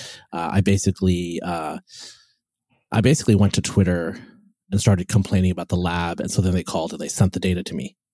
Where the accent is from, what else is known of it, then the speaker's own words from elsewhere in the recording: West Coast, United States; I'm from the West Coast.